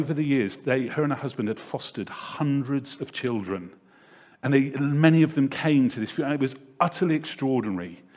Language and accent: English; Devizes, South West England, United Kingdom; I grew up in a town not too far away from here called Devizes, which is probably about 40 minutes drive away.